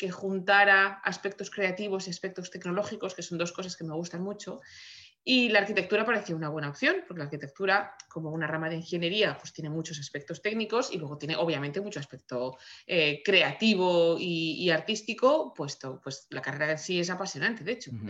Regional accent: Madrid, Community of Madrid, Spain; moved away as an adult; now in Vancouver, Canada; Soy, soy madrileña de nacimiento, estoy ahora mismo afincada en Vancouver. Eh, donde vivo y trabajo.

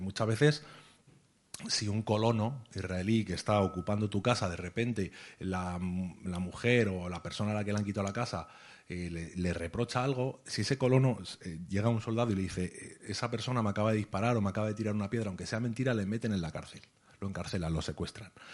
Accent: Spain; que no vivo en Palestina, que tengo un pasaporte español

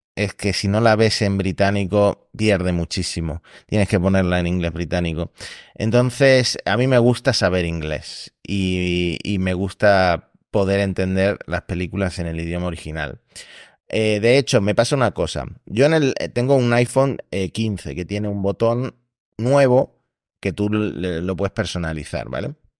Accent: Argentina; now in Spain; soy argentino, pero llevo demasiado tiempo viviendo en España

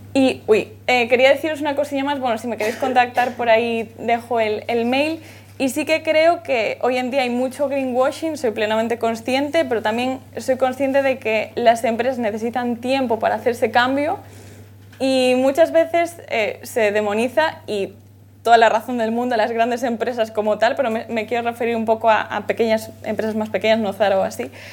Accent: Galicia, Spain; soy de Galicia

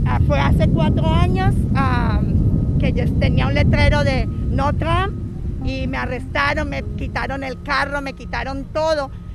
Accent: Colombia; now in Florida, United States; Yo soy de, la, de Colombia y vivo en la Florida. Hace 30 años llegué buscando el sueño americano

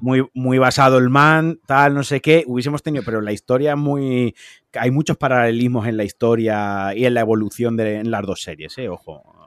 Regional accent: Valencian Community, Spain; los valencianos

